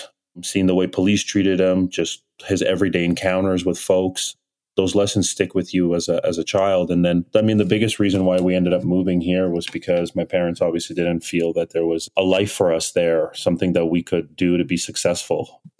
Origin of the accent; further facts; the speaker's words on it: Nigeria; born there; Had my brother in Kiev in 83 and then ended up moving back to Nigeria where I was born in 89.